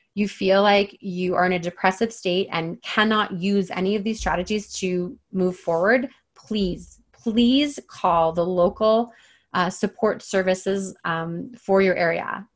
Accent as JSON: {"language": "English", "town": "Toronto", "region": "Ontario", "country": "Canada", "tie": "born or raised there", "moved": "as an adult", "lives_now": "British Columbia, Canada", "said": "I've spent my entire life pretty much in the like greater Toronto area."}